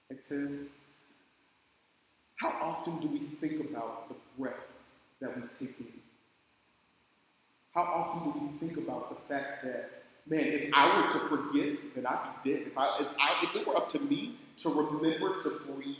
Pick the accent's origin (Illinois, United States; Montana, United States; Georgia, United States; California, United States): California, United States; Oakland; I grew up in Oakland. It's not the best place to grow up